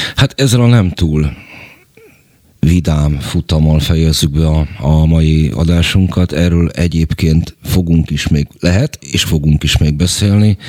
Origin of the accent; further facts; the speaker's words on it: Budapest, Hungary; én a hetedik kerületben nőttem fel